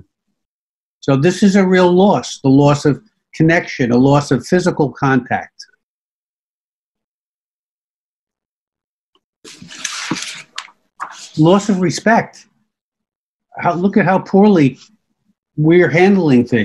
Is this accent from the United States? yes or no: yes; New York City, New York, United States; this is my hometown